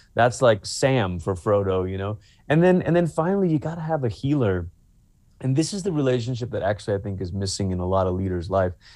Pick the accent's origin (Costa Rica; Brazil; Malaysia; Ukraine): Malaysia; moved away; I'm originally from Malaysia